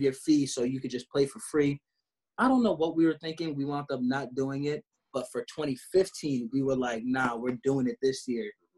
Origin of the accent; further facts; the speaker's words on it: New York, United States; We're also all from New York